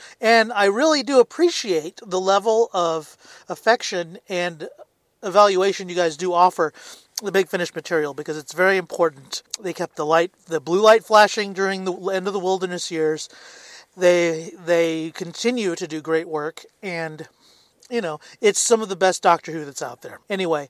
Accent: Southern United States, United States; you might not hear an accent of the South from me, but I'm originally from the South in the United States

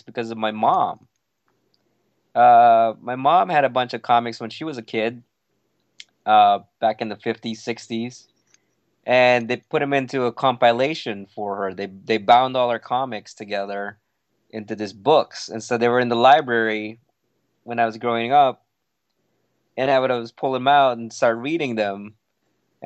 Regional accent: Philippines; now in United States; when I grew up in the Philippines

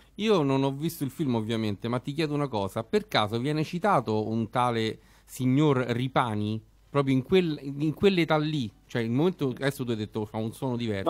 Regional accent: Rome, Lazio, Italy; noi che siamo romani e romanisti

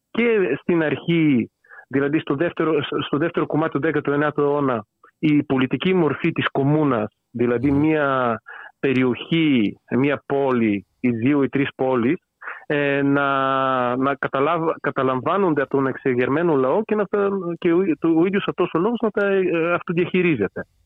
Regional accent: Bulgaria; Greek is a second language; now in Greece; τα ελληνικά τα έμαθα πριν περίπου 10 χρόνια. Γεννήθηκα και μεγάλωσα στη Βουλγαρία. Δεν είναι η μικρή, μητρική μου γλώσσα, γι' αυτό θα κάνω κάποια λάθη.

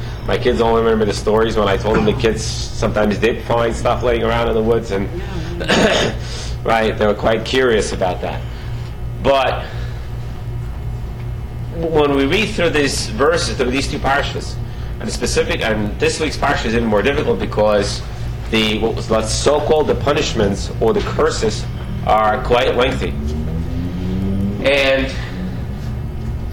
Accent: Russia; now in United States; I was brought up back in Soviet Union

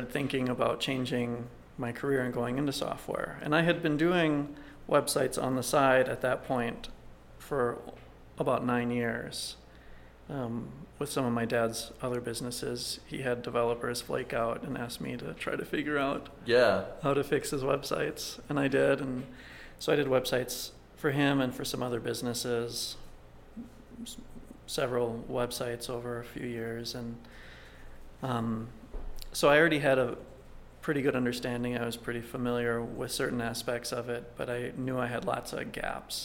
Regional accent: Minneapolis, Minnesota, United States; moved away as an adult; also born or lived in Philadelphia / Russia; now in Albuquerque, United States; I was born in Philadelphia, but I mostly grew up in Minneapolis

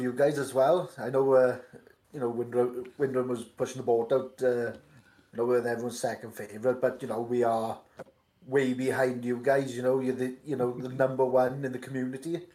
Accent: Welsh, Wales, United Kingdom; accent: Welsh; my miserable Welsh accent

